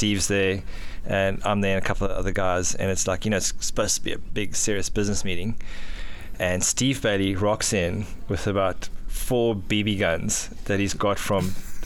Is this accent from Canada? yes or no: no; South Africa; also born or lived in Johannesburg, South Africa / Durban, South Africa; now in Gold Coast, Australia; I grew up in South Africa. I was actually born in Johannesburg, which is nowhere near the ocean. My dad got a job down in Durban